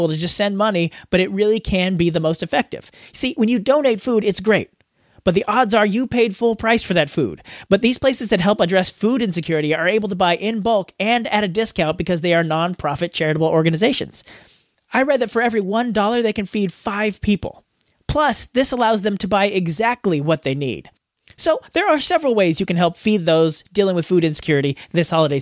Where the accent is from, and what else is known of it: United States; accent: American